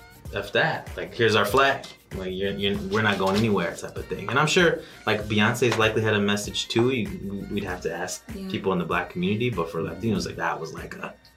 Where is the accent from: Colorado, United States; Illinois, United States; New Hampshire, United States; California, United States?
Illinois, United States; Chicago; I am Joshua's cousin. I'm also a Humboldt Park native. Lived here growing up, live here now.